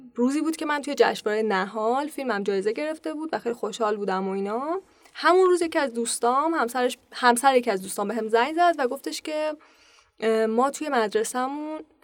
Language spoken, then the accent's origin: Persian; Pakdasht, Tehran Province, Iran; born or raised there